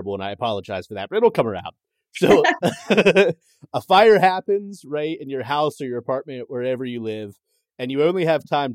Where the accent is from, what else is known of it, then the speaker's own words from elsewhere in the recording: Pennsylvania, United States; I'm from Pennsylvania.